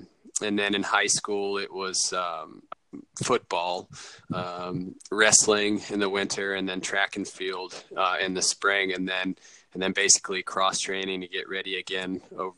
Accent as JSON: {"language": "English", "region": "Texas", "country": "United States", "tie": "born or raised there", "also_born_or_lived": "Tennessee / Ohio / Hawaii / North Carolina", "said": "I moved all around as a kid. I was born in Texas and lived all over Texas and Tennessee and Ohio."}